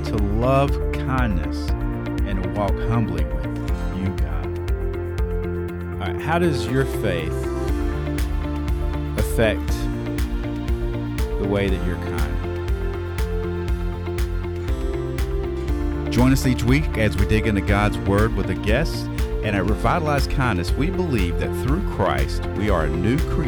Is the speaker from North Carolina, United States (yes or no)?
yes; North Carolina, United States; I'm from North Carolina.